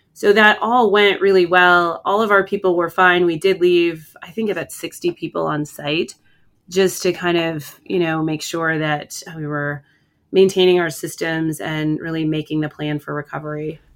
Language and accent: English; Bridger, Montana, United States; I grew up on a ranch in Bridger